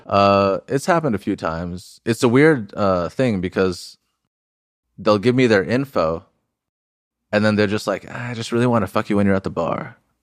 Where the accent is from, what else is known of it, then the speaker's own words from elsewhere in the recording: Huntington Beach, California, United States; I grew up in Huntington Beach